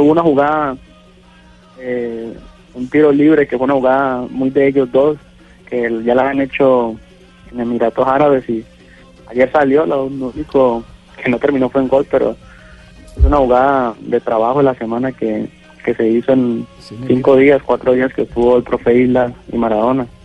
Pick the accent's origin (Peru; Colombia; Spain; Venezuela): Colombia; Guacarí, Valle del Cauca; moved away as an adult; also born or lived in Tijuana, Mexico; now in Sinaloa, Mexico; Yo soy de Guacari Valle